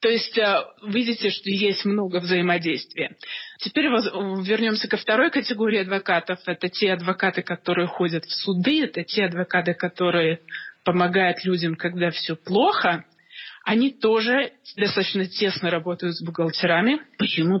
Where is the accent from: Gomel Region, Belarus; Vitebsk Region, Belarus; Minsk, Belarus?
Minsk, Belarus; moved away as an adult; now in Toronto, Canada; я из Минска, из Белоруссии